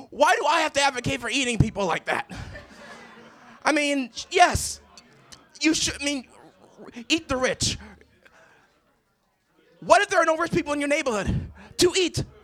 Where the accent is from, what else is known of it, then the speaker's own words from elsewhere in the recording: Boston, Massachusetts, United States; I grew up in Dorchester and Roxbury.